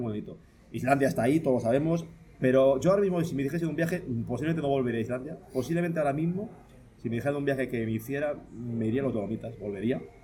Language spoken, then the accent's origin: Spanish; Palencia, Castile and León, Spain; moved away as an adult; now in Toledo, Spain; yo vivo en Toledo hace 12 años, pero yo soy de Palencia, yo, eh, he vivido toda mi vida 30 años en Palencia.